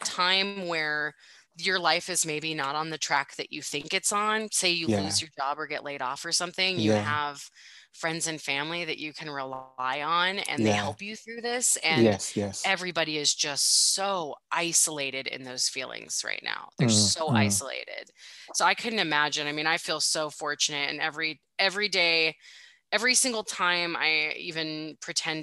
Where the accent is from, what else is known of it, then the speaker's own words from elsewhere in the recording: United States; also born or lived in Spokane, Washington; I'm from the States